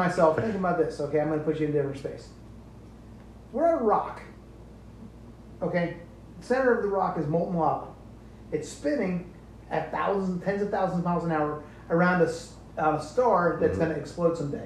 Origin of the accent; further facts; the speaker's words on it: United States; we grew up here in America